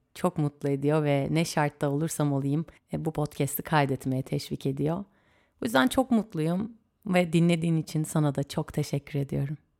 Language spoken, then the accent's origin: Turkish; İzmir, Turkey; doğduğum şehir canım İzmir'imde